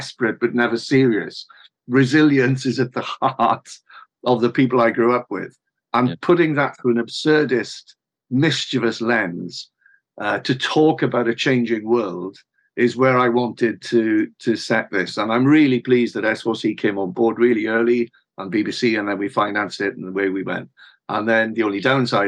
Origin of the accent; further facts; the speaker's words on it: Wales, United Kingdom; I grew up in a bilingual Wales